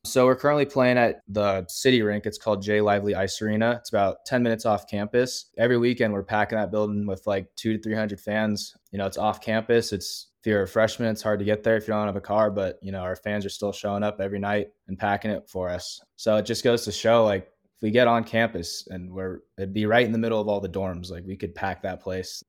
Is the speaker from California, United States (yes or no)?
yes; Southern California, United States; moved away as an adult; now in Flagstaff, United States; I grew up playing in Southern California.